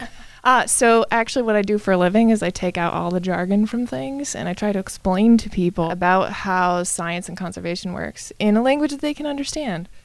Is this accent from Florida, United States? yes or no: no; Santa Fe, New Mexico, United States; now in Anchorage, United States; I'm originally from Santa Fe, New Mexico